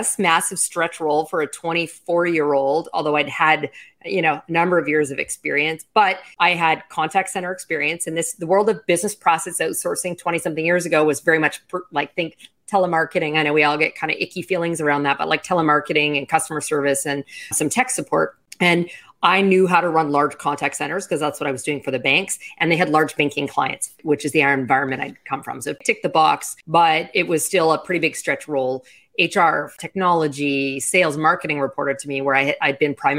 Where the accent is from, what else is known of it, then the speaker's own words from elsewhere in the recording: Canada; now in Miami, United States; as a Canadian